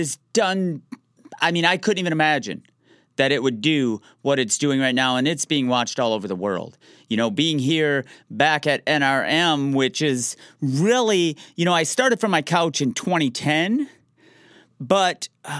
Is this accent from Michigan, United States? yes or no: yes; Detroit, Michigan, United States; I'm from the Metro Detroit area, so I found out who the surgeon was for the Detroit Red Wings of the NHL